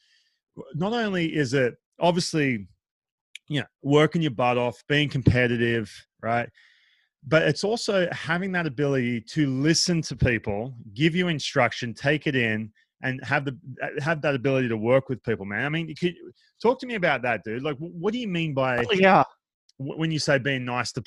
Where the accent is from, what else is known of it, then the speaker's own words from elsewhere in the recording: Australia; moved away; I grew up in Australia